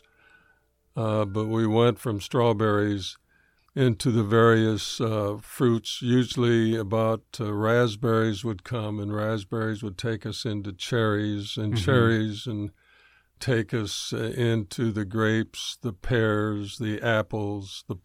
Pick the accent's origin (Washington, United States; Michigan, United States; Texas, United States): Michigan, United States; Berrien Springs; moved away as an adult; also born or lived in Detroit area, Michigan; moved back from the Detroit area to where both my wife and I were raised here in Berrien Springs.